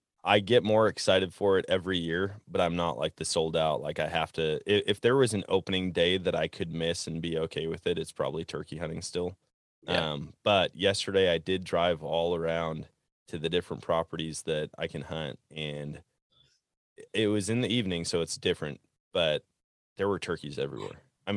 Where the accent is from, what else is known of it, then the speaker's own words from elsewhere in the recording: Wisconsin, United States; And growing up in Wisconsin, it seemed like everybody had kind of the same strategy